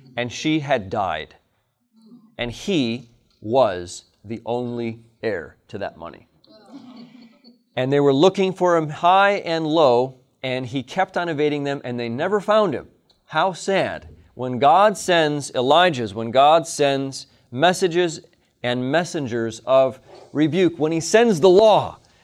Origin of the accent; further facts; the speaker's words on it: Hinsdale, Illinois, United States; I'm a native of Hinsdale, Illinois. I was born in Hinsdale Hospital